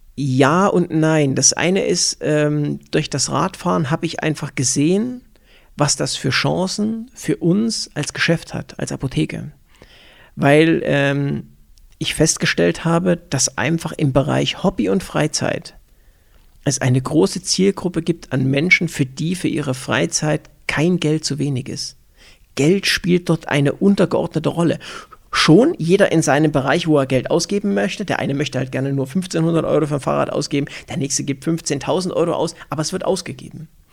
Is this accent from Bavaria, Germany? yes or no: yes; Upper Franconia, Bavaria, Germany; moved away as an adult; also born or lived in near Erfurt, Thuringia; now in Füssen, Germany; als Oberfranke, ja, wir haben Nürnberg Ice Tigers